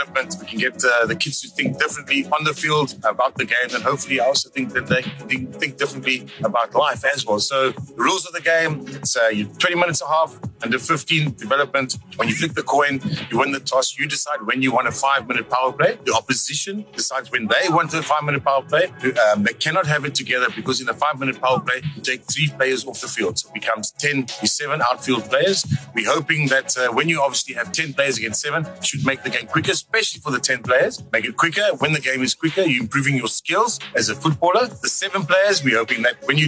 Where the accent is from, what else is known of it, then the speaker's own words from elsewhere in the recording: South Africa; as a South African